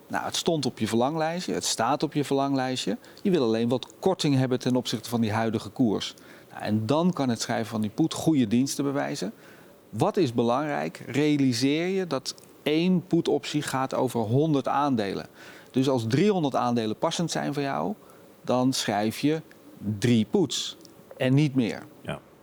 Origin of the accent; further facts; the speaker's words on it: Netherlands; We zijn Nederlanders